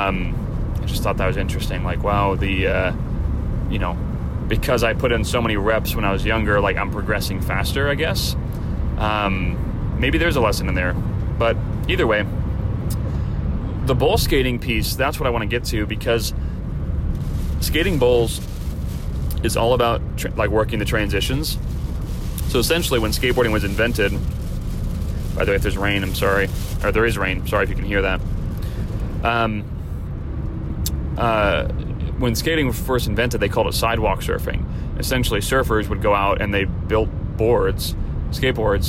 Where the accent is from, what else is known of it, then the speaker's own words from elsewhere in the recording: Chicago, Illinois, United States; now in California, United States; growing up in Chicago